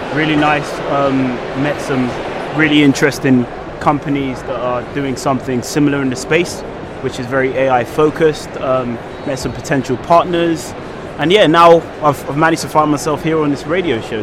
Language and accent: English; London, United Kingdom; I'm a British-born Nigerian, um, born from um, a humble background. Um, was born and raised in West London.